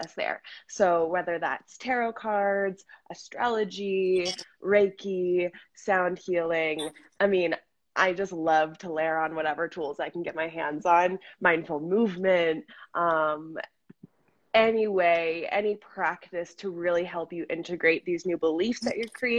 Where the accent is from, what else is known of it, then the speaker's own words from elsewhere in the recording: Cincinnati, Ohio, United States; moved away; also born or lived in Washington, D.C.; I grew up in Cincinnati.